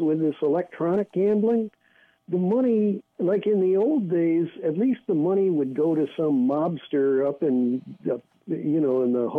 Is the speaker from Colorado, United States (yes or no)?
no; St. Louis, Missouri, United States; now in San Francisco, United States; No, I'm originally from St. Louis.